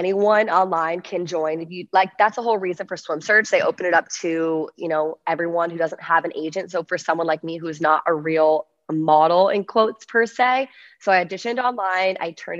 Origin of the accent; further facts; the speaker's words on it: Virginia, United States; So long story short, I am from Virginia. I went to USC